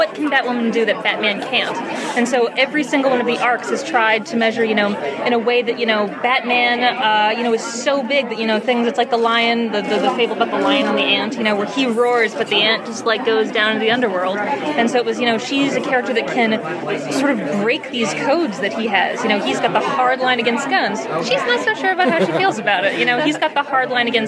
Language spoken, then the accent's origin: English; New York City, New York, United States; I grew up in New York City